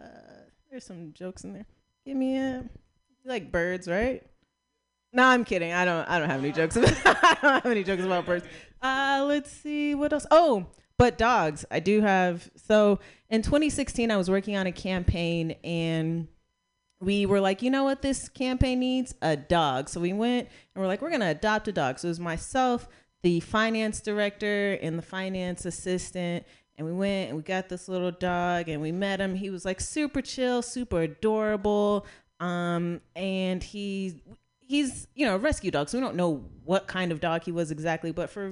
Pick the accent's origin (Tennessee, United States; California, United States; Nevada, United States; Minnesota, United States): Nevada, United States; Las Vegas; So if somebody wanted to fight me, I can't be like, bitch, I'm from Vegas, right?